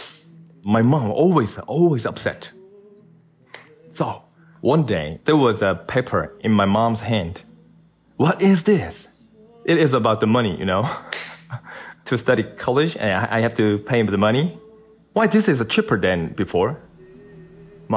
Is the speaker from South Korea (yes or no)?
yes; South Korea; I'm from South Korea.